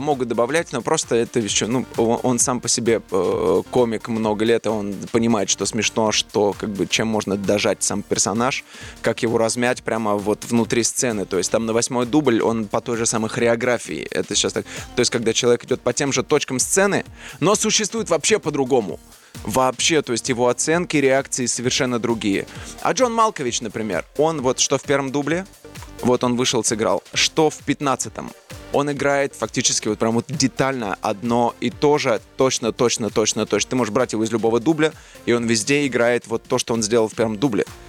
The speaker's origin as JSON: {"language": "Russian", "town": "Tula", "region": "Tula Oblast", "country": "Russia", "moved": "yes", "said": "из Тулы"}